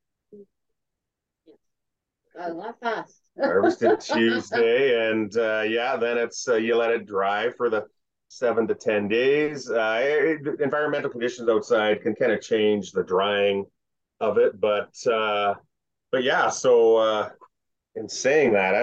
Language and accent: English; Kapuskasing, Ontario, Canada; moved away; I'm from Kapuskasing, Ontario.